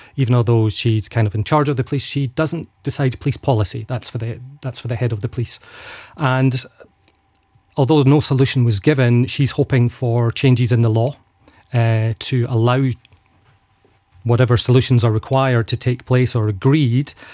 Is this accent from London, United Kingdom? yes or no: no; Falkirk, Scotland, United Kingdom; now in Luxembourg; I'm from Falkirk in central Scotland.